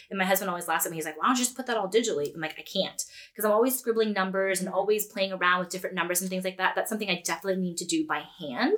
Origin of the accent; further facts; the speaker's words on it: Edmonton, Alberta, Canada; now in Peterborough; I was born and raised in Edmonton